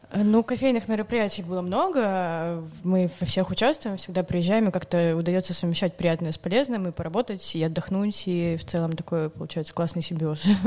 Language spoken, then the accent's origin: Russian; Urals, Russia; moved away as an adult; now in Saint Petersburg, Russia; я вообще сама с Урала изначально. Я поступила в универ в Питере и там задержалась, осталась, и вот теперь благополучно живу уже почти 6 лет